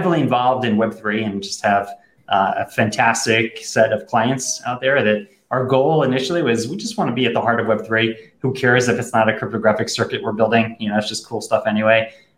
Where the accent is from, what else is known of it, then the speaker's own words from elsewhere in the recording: New York, United States; You know how to pronounce it better than I do. I'm from New York.